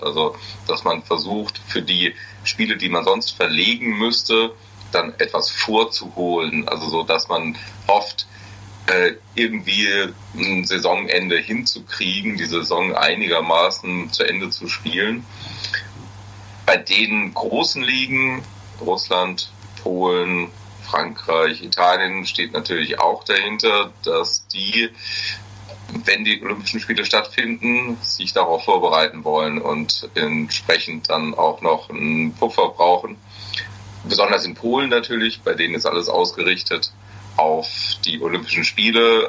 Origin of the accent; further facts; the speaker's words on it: Hesse, Germany; Ich bin kein Friese, wenn dann höchstens ein Hesse